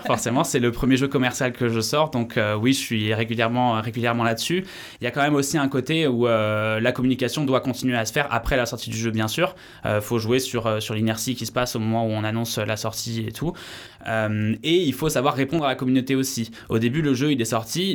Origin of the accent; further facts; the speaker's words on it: Paris region, Île-de-France, France; moved away as an adult; also born or lived in Vienna, Austria / Bordeaux; now in Landes, France; je suis originaire de région parisienne